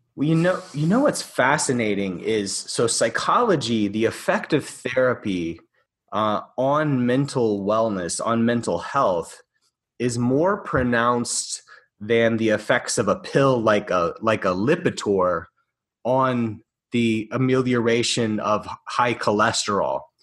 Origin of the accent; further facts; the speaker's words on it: Alabama, United States; I got offered a post at a university in my home in my home state of Alabama.